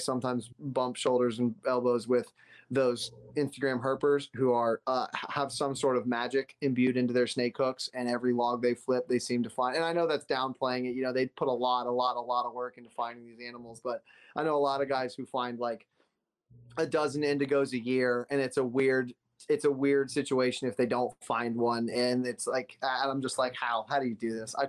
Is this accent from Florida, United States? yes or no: yes; South Florida, United States; also born or lived in Gainesville, Florida; Because I grew up in Florida. I'm from the palm trees of South Florida, and I'm from the pine trees of Central Florida.